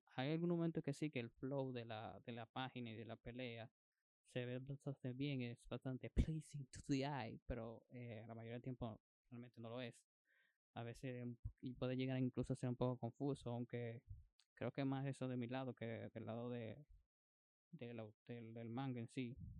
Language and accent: Spanish; Dominican Republic; como decimos dominicano